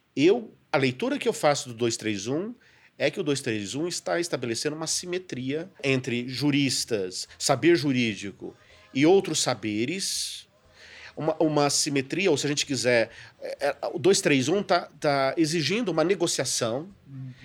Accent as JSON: {"language": "Portuguese", "region": "São Paulo", "country": "Brazil", "said": "sou paulista, não é? Que sou paulista"}